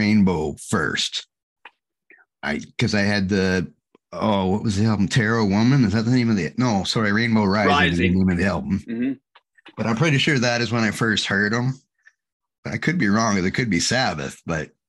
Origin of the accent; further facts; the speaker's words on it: Ontario, Canada; I'm from Ontario in Canada.